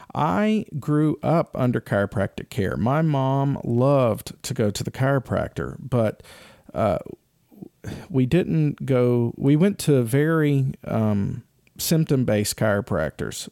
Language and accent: English; Kennesaw, Georgia, United States; I grew up in Kennesaw, Georgia